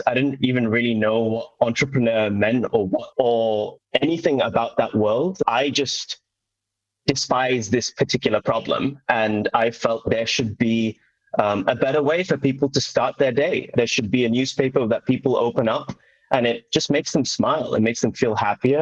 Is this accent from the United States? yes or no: no; Doncaster, Yorkshire and the Humber, United Kingdom; I was brought up in North England in a little town called Doncaster